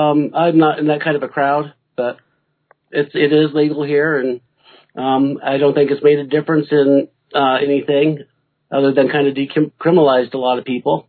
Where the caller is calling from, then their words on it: Greeley, Colorado, United States; Greeley is not quite in the mountains yet.